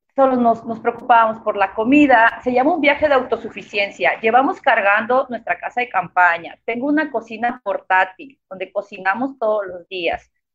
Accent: Tuxtla Gutiérrez, Chiapas, Mexico; soy de Tuxtla Gutiérrez, 100% chiapaneca. Toda la vida estuve viviendo en, en Tuxtla Gutiérrez

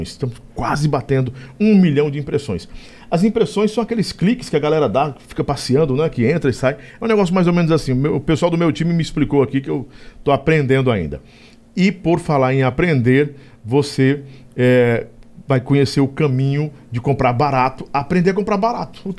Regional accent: Floriano, Piauí, Brazil; Eu sou transmitido todos os dias pela Rádio Difusora de Floriano, que é minha terra, no Piauí.

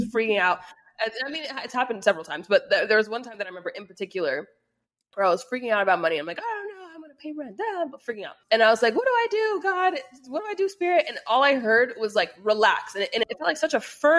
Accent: United States; I was born and raised in America.

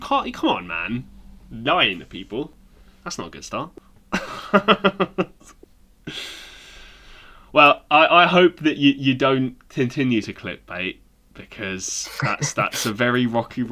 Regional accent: England, United Kingdom; moved away as an adult; I'm English

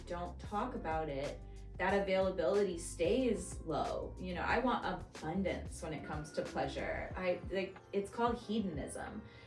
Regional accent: Los Angeles, California, United States; also born or lived in Seattle; I am originally from Los Angeles, but I was living in Seattle at the time

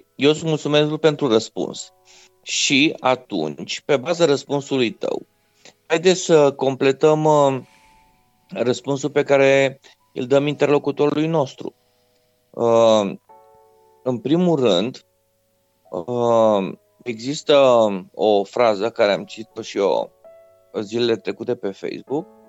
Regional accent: Reșița, Caraș-Severin County, Romania; Fiind născut și crescut în Reșița, un oraș din Banat, cu influență puternic germană

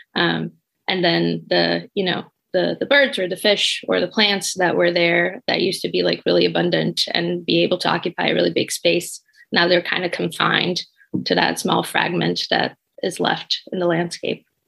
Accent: Brazil; moved away as an adult; now in Michigan, United States; I'm from Brazil

